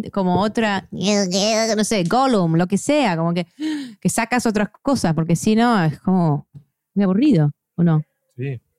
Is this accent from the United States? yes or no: yes; United States; como yo soy gringa, que puedo, no sé, a veces me da un poco de vergüenza